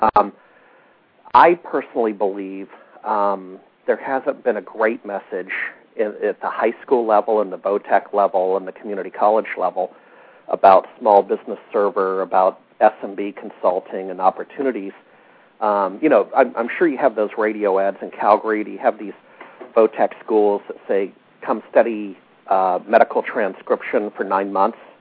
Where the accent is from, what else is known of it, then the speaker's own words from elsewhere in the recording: Alaska, United States; moved away as an adult; also born or lived in Seattle; I grew up in Alaska